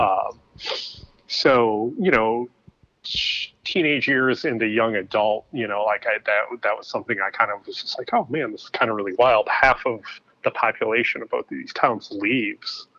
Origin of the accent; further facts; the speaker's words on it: Ypsilanti, Michigan, United States; also born or lived in Brooklyn, New York; now in New Jersey, United States; I grew up uh, in a town called Ypsilanti, Michigan